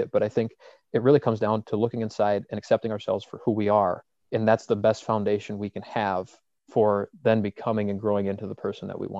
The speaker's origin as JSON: {"language": "English", "region": "Midwest", "country": "United States", "also_born_or_lived": "Duluth", "lives_now": "Minneapolis, United States", "said": "we're from the Midwest"}